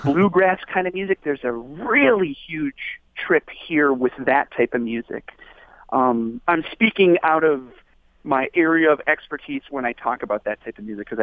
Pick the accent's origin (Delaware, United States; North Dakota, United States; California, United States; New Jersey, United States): North Dakota, United States; also born or lived in Michigan; now in Kalamazoo, United States; I've lived in Michigan since 2003, so a good while now, but I'm from North Dakota